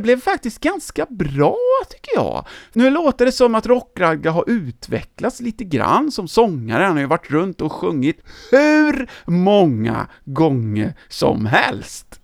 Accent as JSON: {"language": "Swedish", "town": "Töreboda", "region": "Västra Götaland", "country": "Sweden", "tie": "born or raised there", "said": "i min hemort Töreboda"}